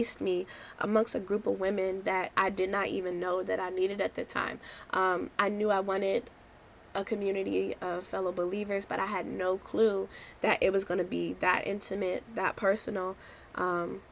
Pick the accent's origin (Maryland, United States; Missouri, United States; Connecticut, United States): Maryland, United States; I was from Maryland